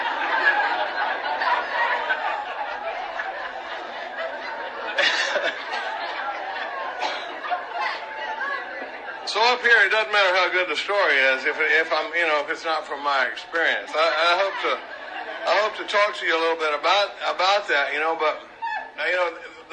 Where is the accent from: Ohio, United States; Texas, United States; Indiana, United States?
Texas, United States; Dallas; I grew up in Dallas, Texas, during the baby boom.